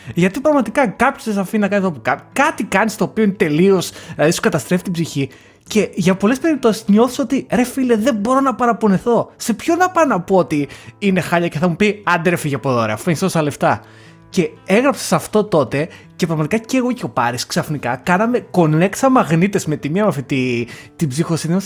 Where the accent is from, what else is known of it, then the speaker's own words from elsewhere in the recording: Lamia, Central Greece, Greece; Εγώ σαν άνθρωπος ο οποίος είμαι από τη Λαμία και όλα που είναι επαρχία, ε, μεγάλωσα και σπούδασα στην, ε, στην Ελλάδα